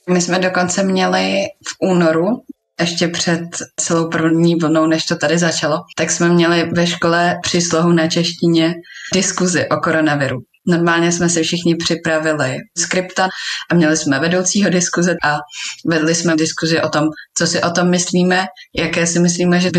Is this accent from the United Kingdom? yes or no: no; Slovakia; Já jsem Slovenka, moji prarodiče jsou na Slovensku.